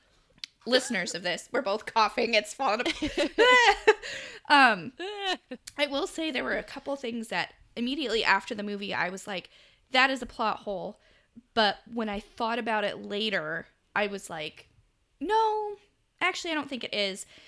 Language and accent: English; United States; accent: American; my American accent